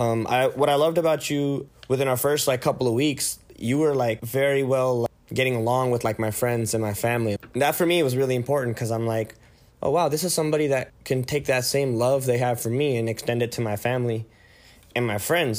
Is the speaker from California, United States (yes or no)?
yes; San Jose, California, United States; moved away as an adult; now in Tucson, United States; I was born and raised in the Bay Area, California.